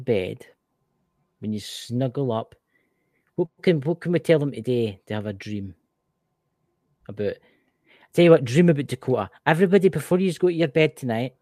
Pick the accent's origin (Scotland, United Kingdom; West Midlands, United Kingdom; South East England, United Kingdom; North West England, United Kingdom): Scotland, United Kingdom; I'm Scottish.